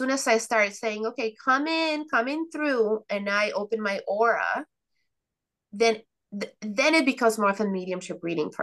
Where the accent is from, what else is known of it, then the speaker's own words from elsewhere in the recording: Mexico; moved away; I come from Mexico